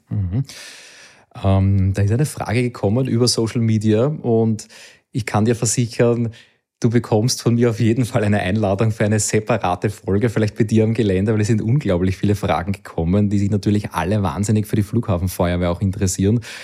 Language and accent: German; Austria; komme ich doch irgendwo aus der Gegend